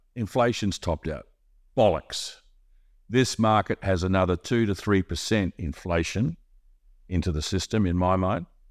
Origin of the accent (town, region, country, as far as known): Australia; now in Monaco